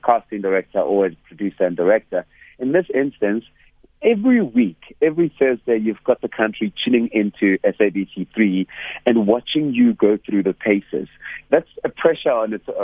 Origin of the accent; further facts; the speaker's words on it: Hammanskraal, Gauteng, South Africa; I come from Hammanskraal in the north of Pretoria